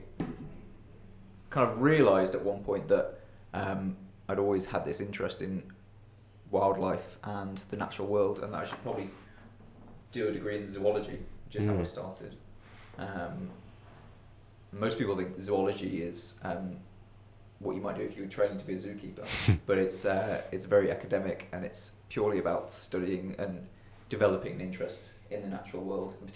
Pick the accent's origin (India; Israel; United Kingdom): United Kingdom; Growing up in quite a rural, suburban part of the UK